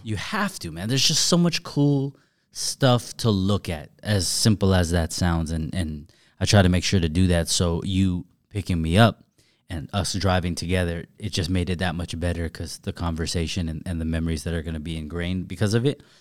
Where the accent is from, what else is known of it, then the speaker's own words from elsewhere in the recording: Southern California, United States; I'm from Southern California, but I'm far from L A, and I've never been from L A.